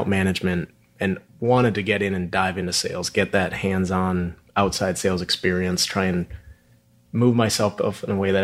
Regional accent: Minneapolis, Minnesota, United States; now in Houston, United States; I grew up in Minneapolis, really no background in oil and gas at all

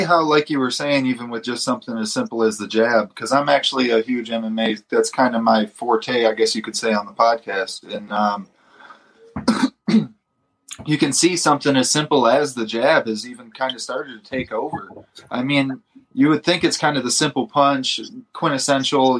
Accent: Detroit, Michigan, United States; I'm from Detroit and that's fight fan from the 313

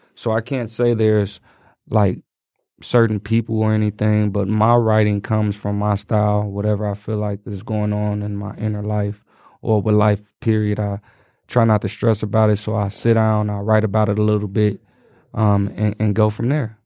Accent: Chicago, Illinois, United States; growing up in Chicago.

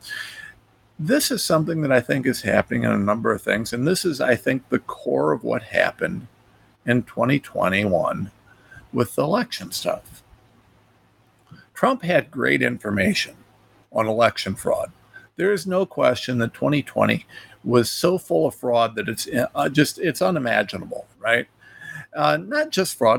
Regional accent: Ohio, United States; a nobody from Ohio

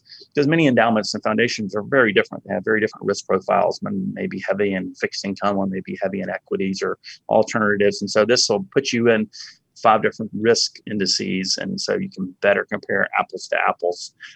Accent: Montgomery, Alabama, United States; I grew up in Montgomery, Alabama

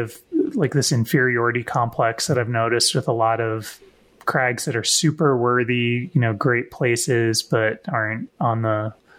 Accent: the Northeast, New England, United States; I'm from the Northeast

